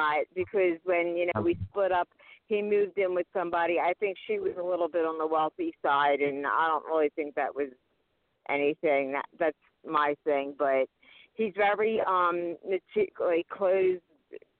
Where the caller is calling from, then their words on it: Pennsylvania, United States; from Pennsylvania.